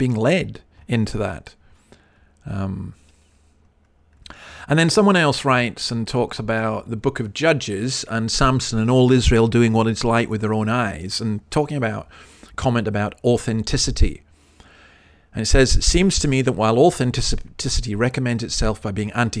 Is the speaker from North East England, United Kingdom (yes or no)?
no; Highlands of Scotland, United Kingdom; we're from the Highlands of Scotland